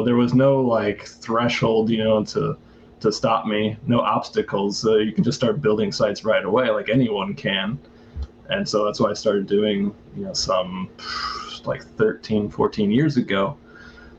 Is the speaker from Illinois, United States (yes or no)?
no; St. Louis, Missouri, United States; moved away as an adult; now in Taipei, Taiwan; I'm from St. Louis, but I'm now in Taipei, Taiwan.